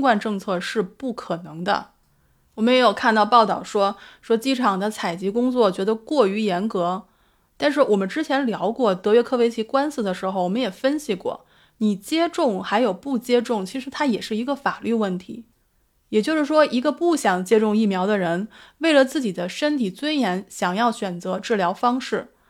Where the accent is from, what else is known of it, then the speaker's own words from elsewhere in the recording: Beijing, China; now in Australia; 我是北京人，我的家人都在北京